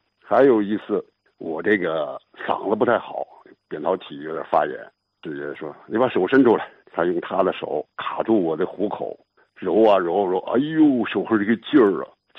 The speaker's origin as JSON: {"language": "Chinese", "town": "Yantai", "region": "Shandong", "country": "China", "said": "对，我就是烟台人。"}